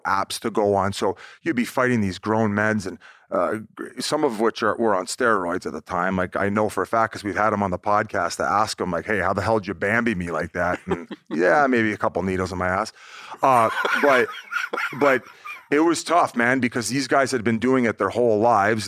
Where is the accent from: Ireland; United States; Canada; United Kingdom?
Canada; Welland, Ontario; I was born in Welland, Ontario